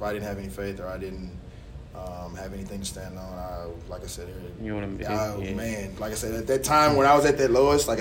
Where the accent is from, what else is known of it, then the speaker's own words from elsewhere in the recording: DeSoto, United States; we're from DeSoto